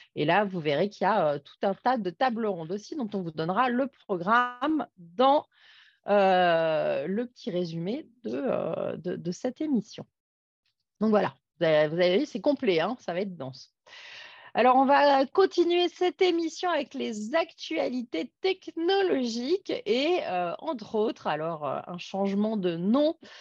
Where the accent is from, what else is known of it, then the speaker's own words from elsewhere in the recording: Grenoble, Auvergne-Rhône-Alpes, France; chez nous à Grenoble